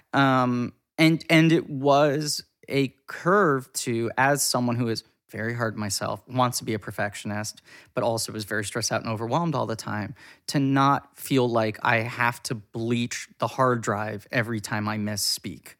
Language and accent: English; New York City, New York, United States; I grew up in New York City.